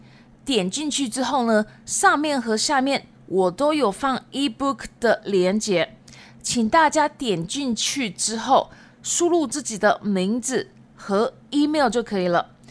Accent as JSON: {"language": "Chinese", "region": "Shizuoka", "country": "Japan", "first_language": "Chinese and Japanese", "moved": "yes", "lives_now": "Taiwan", "said": "我是日本静冈人，中日文双母语。我目前住在台湾。"}